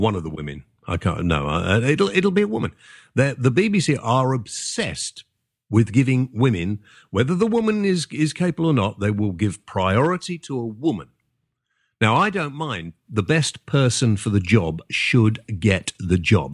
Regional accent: England, United Kingdom; also born or lived in Wales; being English

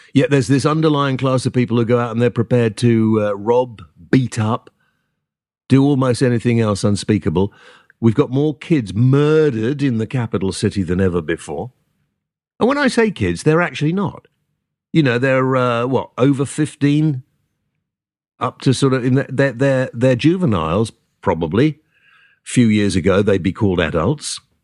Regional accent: United Kingdom; I'm British

